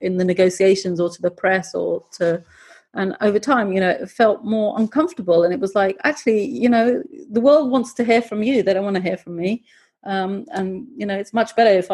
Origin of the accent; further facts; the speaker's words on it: United Kingdom; accent: British; also born or lived in Pakistan; I'm originally Pakistani. I often wear my Pakistani clothes. And so, and I've grown up in Britain. I have a great, you know, I have a British accent